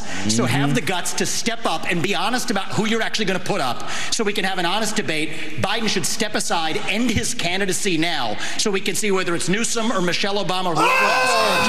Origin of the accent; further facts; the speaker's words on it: Ohio, United States; It was my home state of Ohio.